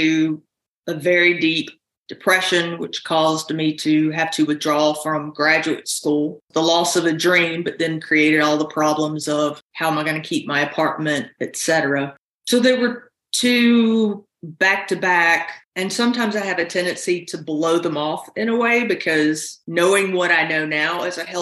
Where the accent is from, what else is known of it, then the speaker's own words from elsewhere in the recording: South Carolina, United States; moved away as an adult; now in North Carolina, United States; I grew up in South Carolina. I've lived in this area now for almost 32 years.